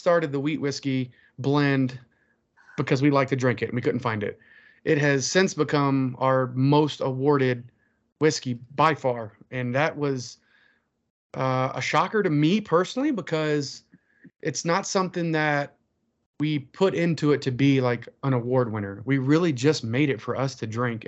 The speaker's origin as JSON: {"language": "English", "region": "the South", "country": "United States", "accent": "Southern", "moved": "yes", "lives_now": "Colorado, United States", "said": "I'm a Southerner"}